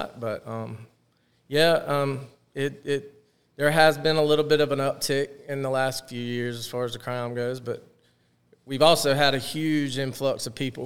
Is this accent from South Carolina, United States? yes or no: yes; Myrtle Beach, South Carolina, United States; also born or lived in Spartanburg, South Carolina; Yeah, I grew up at Myrtle Beach. I went to Myrtle Beach High. My dad moved us there when he got the Dunes Club job. When I was 8 years old